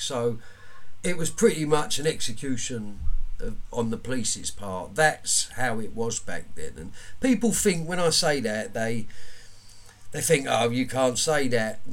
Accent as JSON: {"language": "English", "region": "London", "country": "United Kingdom", "tie": "born or raised there", "said": "I'm from Woolwich Common."}